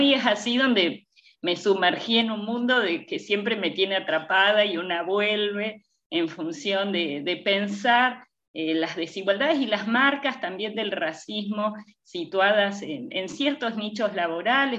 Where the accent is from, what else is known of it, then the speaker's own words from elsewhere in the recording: Argentina; yo soy primera generación argentina, eh, mi mamá y mi papá son migrantes de Eslovenia